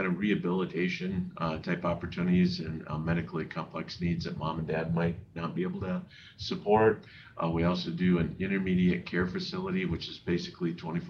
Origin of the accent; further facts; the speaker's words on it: South Dakota, United States; Born and raised in South Dakota